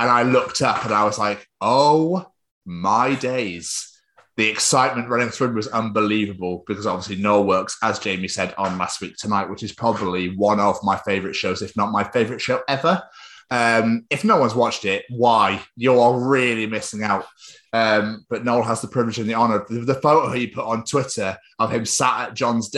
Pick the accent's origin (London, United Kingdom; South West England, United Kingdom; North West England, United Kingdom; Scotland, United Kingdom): Scotland, United Kingdom; I'm actually Scottish